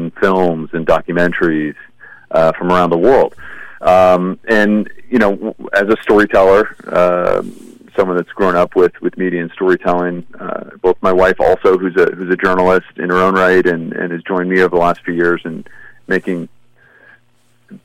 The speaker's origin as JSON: {"language": "English", "town": "Los Angeles", "region": "California", "country": "United States", "tie": "born or raised there", "first_language": "English", "said": "I was actually born here in L.A. and spent most of my life in the United States"}